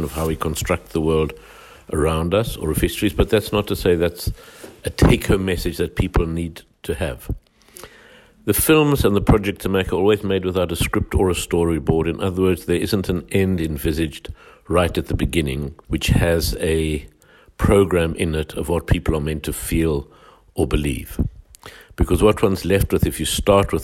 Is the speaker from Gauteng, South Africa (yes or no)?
yes; Johannesburg, Gauteng, South Africa; how apartheid worked, which was what I grew up in South Africa